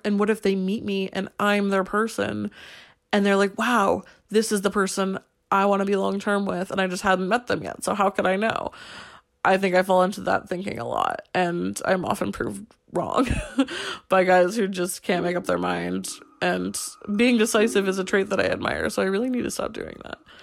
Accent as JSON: {"language": "English", "country": "United States", "moved": "as an adult", "lives_now": "Paris, France", "said": "as an American in Paris"}